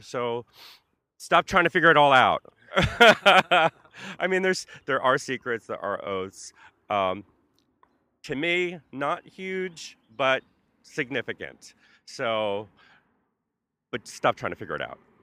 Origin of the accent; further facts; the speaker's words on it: Carteret, New Jersey, United States; moved away as an adult; also born or lived in North Brunswick, New Jersey / San Francisco; now in New York, United States; Carteret, New Jersey is where I started and ended in, uh, North Brunswick, New Jersey